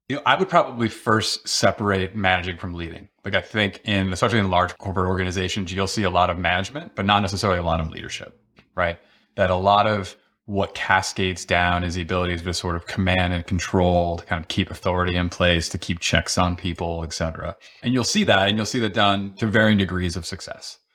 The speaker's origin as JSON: {"language": "English", "town": "Rochester", "region": "New York", "country": "United States", "tie": "born or raised there", "said": "growing up outside of Rochester, New York"}